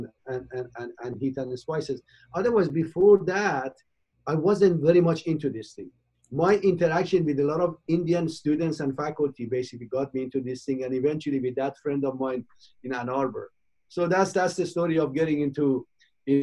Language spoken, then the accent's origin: English; Iran; moved away as an adult; also born or lived in United Kingdom / Michigan / Cincinnati / Philadelphia; now in United States; I was born in Iran in 54. And I left my old country in 1975 as a young 19-year-old, went to the United Kingdom